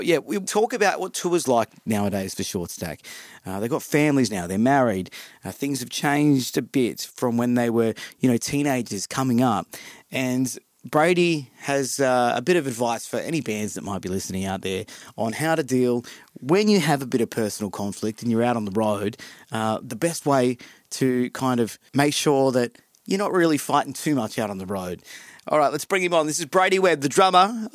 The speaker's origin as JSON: {"language": "English", "area": "Central Coast", "region": "New South Wales", "country": "Australia", "said": "I'm from the Central Coast as well"}